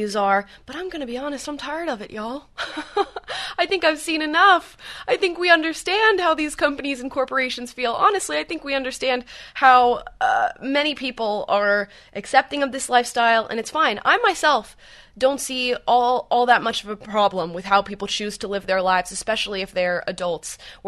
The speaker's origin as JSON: {"language": "English", "region": "Central Florida near Orlando", "country": "United States", "tie": "born or raised there", "said": "I grew up in Central Florida near Orlando"}